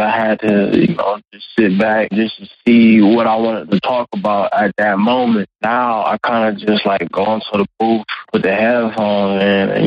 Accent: Cleveland, Ohio, United States; also born or lived in Toledo, Ohio; Born in Toledo, Ohio. I've been raised in Cleveland

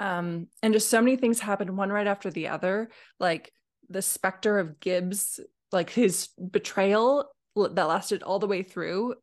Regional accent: Alaska, United States; now in Oregon, United States; I grew up in Alaska.

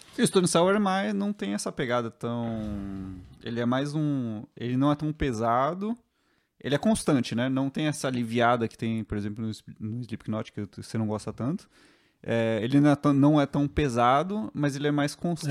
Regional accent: São Paulo, Brazil; eu, que sou de São Paulo

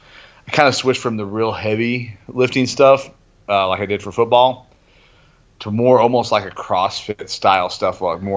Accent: Somerset, Kentucky, United States; moved away as an adult; also born or lived in south suburbs of Chicago, Illinois; now in Campbellsville, United States; I grew up in Somerset, Kentucky

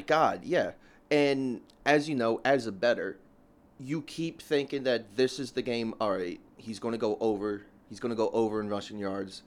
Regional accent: Philadelphia, Pennsylvania, United States; Raised, born and raised in South Philly.

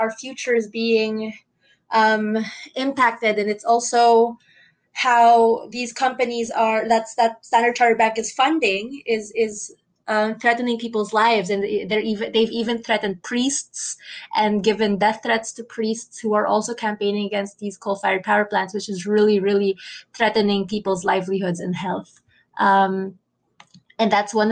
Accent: Philippines; I'm from the Philippines

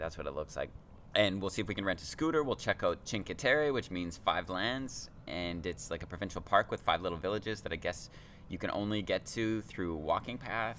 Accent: Canada; I'm like, oh, we were just saying that because we're Canadian.

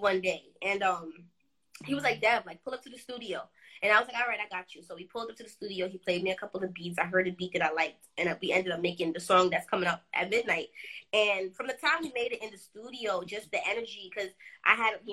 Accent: New York City, New York, United States; also born or lived in Trinidad and Tobago; I am from Brooklyn

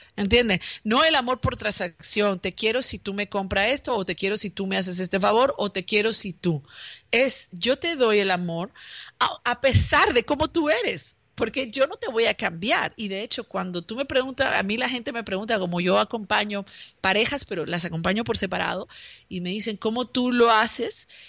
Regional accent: Peru; yo soy de Perú

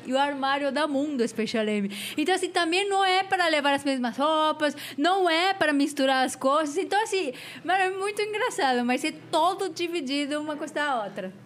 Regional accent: Mexico; Portuguese is a second language; also born or lived in London, United Kingdom; now in São Paulo, Brazil; eu não sou da França, sou do México.

